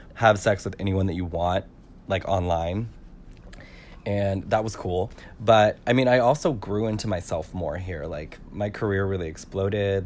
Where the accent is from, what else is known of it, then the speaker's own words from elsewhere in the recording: California, United States; I'm from California